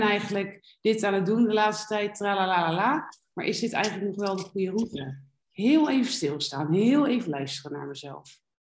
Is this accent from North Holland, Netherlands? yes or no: no; Rotterdam, South Holland, Netherlands; moved away as an adult; also born or lived in Alicante, Spain; now in Malaga, Spain; ik kom uit Rotterdam. Daar ben ik niet geboren, maar wel getogen